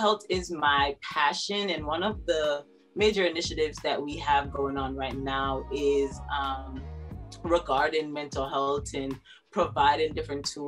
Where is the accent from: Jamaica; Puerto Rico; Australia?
Jamaica; moved away as an adult; Born and raised in Jamaica, went to the Convent of Mercy Academy, Alpha